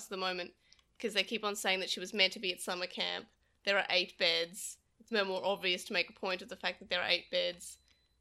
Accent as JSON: {"language": "English", "country": "Australia", "said": "as an Australian"}